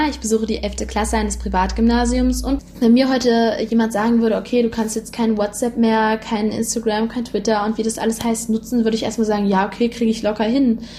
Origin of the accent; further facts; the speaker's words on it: Poland; Ich komme ja auch aus Polen